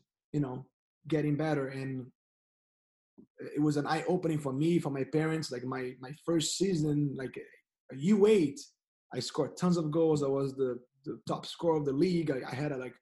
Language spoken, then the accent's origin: English; Niterói, Rio de Janeiro, Brazil; English is a second language; now in United States; So I'm originally from Niterói, which is a city in the regionary state. Niterói is part of the metropolis area of Rio